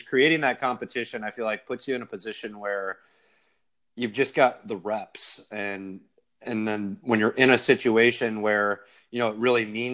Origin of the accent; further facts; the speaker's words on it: Ohio, United States; moved away; I grew up partially in Ohio.